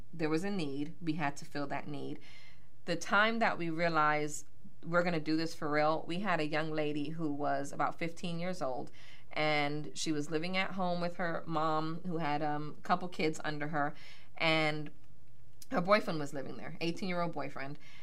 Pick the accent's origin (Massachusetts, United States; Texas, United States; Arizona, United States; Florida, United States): Florida, United States; Miami; moved away as an adult; also born or lived in Bronx, New York; now in Pittsburgh, United States; born in the Bronx, New York, oh. and um, raised in Miami, Florida